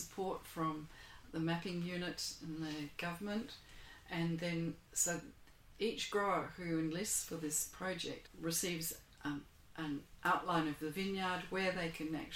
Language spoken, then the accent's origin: English; Australia; also born or lived in Geisenheim, Germany; We're Australian, we're not European